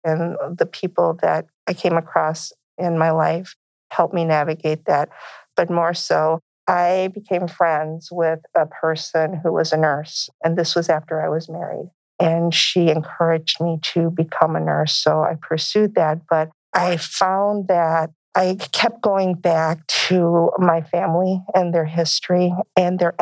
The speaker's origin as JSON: {"language": "English", "town": "Crystal City", "region": "Texas", "country": "United States", "said": "I come from a small town in Texas, Crystal City, Texas."}